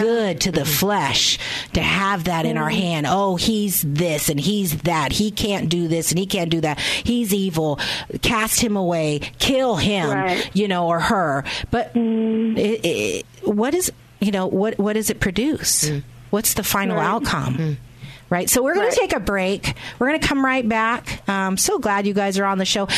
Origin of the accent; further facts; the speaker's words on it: Reading, Pennsylvania, United States; I'm from Pennsylvania, Reading